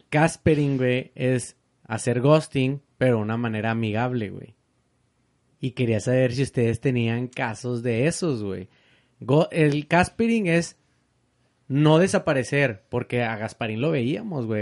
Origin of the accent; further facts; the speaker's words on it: Mexico; Yo soy mexicano.